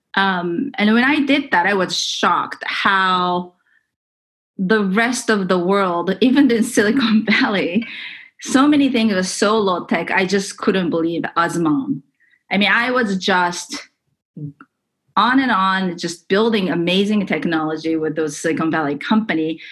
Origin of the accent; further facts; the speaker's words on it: Japan; moved away as an adult; also born or lived in California; I grew up in Japan